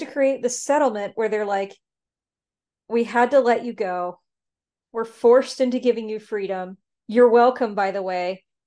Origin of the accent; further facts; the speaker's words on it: the South, United States; I'm from the South